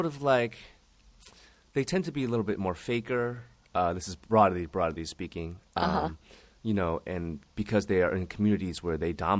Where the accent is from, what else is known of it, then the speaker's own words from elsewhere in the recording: San Diego, California, United States; moved away; also born or lived in Rowland Heights / Taiwan; I'm from San Diego. I don't like L.A.